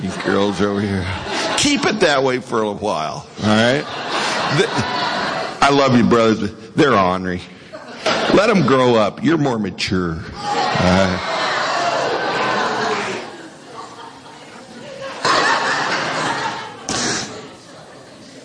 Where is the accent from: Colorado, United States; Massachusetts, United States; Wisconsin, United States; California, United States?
Colorado, United States; Western; moved away; I was from Western Colorado.